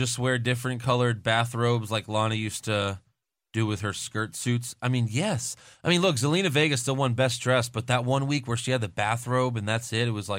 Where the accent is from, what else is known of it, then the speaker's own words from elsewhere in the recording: Ireland; this is my first year watching the NFL, so I'm from since I'm from Ireland, which team should I support?